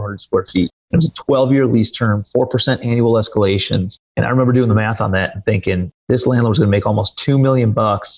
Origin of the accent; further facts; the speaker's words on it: Cleveland, Ohio, United States; moved away as an adult; also born or lived in New York City; I'm from Cleveland, Ohio